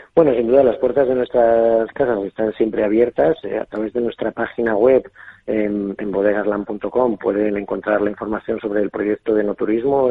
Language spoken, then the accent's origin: Spanish; Valladolid, Castile and León, Spain; moved away as an adult; now in La Rioja, Spain; siendo castellano, yo soy nacido en Valladolid